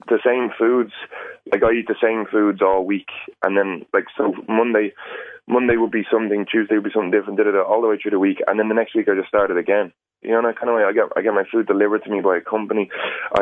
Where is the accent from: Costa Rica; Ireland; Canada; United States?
Ireland; as Irish people